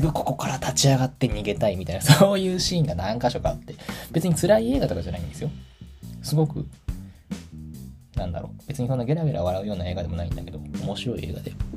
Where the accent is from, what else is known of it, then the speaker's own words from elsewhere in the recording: Tachikawa, Tokyo, Japan; 私の地元が立川東京の立川っていうエリアなんだけど